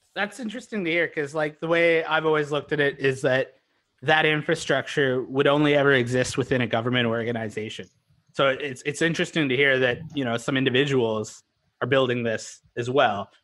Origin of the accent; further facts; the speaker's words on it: Canada; also born or lived in Vancouver; We're Canadian